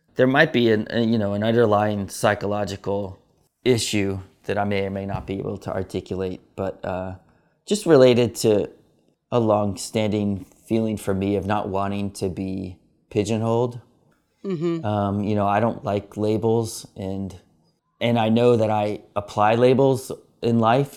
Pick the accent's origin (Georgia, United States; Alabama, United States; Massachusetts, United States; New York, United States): Georgia, United States; Atlanta; I was born in Atlanta, Georgia